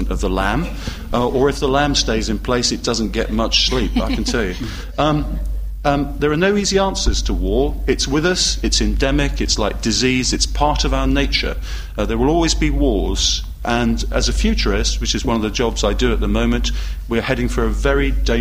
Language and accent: English; United Kingdom; being British